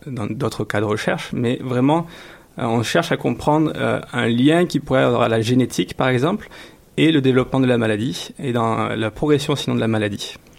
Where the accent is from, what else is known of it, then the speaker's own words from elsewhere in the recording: France; now in Montreal, Canada; chez nous en France